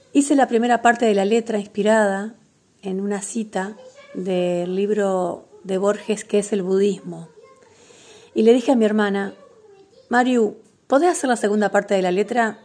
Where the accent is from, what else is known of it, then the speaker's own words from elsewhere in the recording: Concordia, Entre Ríos, Argentina; moved away as an adult; also born or lived in Paraná, Argentina / Buenos Aires, Argentina; now in Bello Horizonte, Uruguay; soy nacida en Paraná, pero viví toda mi infancia en Concordia y también mi adolescencia